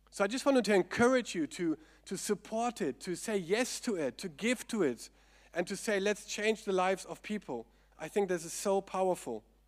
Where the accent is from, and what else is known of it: Germany; accent: German; English is a second language